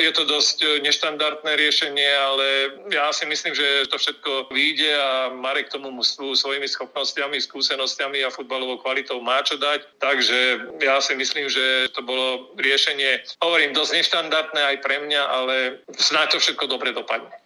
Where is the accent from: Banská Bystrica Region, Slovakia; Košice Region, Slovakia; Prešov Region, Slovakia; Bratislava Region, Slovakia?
Banská Bystrica Region, Slovakia; Banská Bystrica; ja ako Bystričan